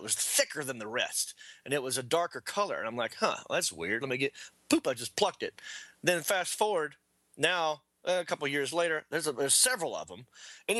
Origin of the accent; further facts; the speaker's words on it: Hickory, North Carolina, United States; now in Los Angeles, United States; I'm from Hickory